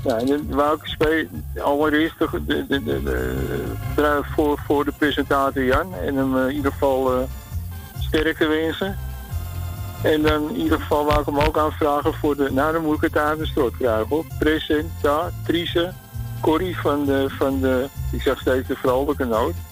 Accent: Amsterdam, North Holland, Netherlands; now in Weesp, Netherlands; Ik ben Amsterdammer.

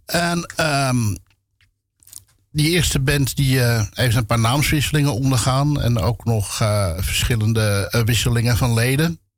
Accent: Amsterdam, North Holland, Netherlands; Ik heb geen Amsterdams accent. Eh, zeggen een hoop mensen. Ik ben mij daar zelf niet echt van bewust. Ik hoor het ook niet, maar. Nee. Klein, klein beetje misschien.

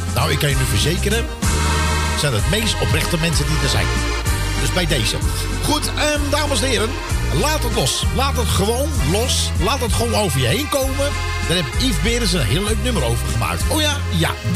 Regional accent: Utrecht, Netherlands; mijn geboorteplaats zeg ik je heel eerlijk, dat is Utrecht

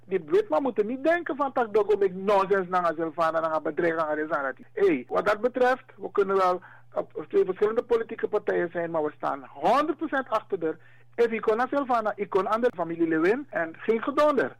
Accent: Suriname; Wij zijn Afro-Surinamers

